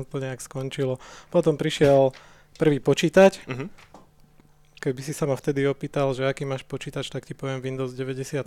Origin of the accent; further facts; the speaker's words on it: Nové Mesto nad Váhom, Trenčín Region, Slovakia; now in Bratislava, Slovakia; Ja som konkrétne z Nového mesta nad Váhom